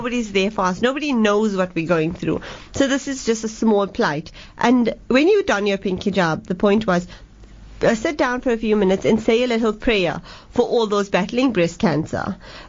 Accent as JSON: {"language": "English", "town": "Johannesburg", "region": "Gauteng", "country": "South Africa", "said": "I am from Johannesburg."}